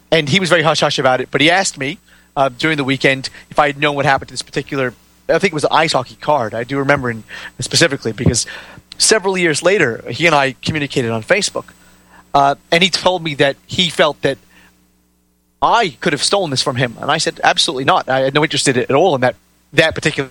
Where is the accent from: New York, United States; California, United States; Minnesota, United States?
New York, United States; New York City; also born or lived in Great Britain; I grew up, although I was born in Great Britain, I spent a large portion of my years in and around New York City. And I grew up in a predominantly Jewish neighborhood